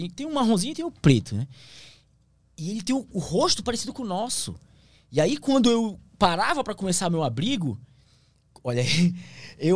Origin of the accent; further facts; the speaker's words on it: Amazon, Brazil; Eu sou da Amazônia, mas eu nunca vi o que eu vi ali.